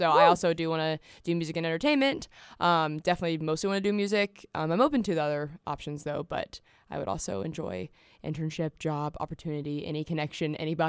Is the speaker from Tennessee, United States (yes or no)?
yes; Franklin, Tennessee, United States; I'm originally from Franklin, Tennessee, a little south of Nashville. Grew up in the burbs, so.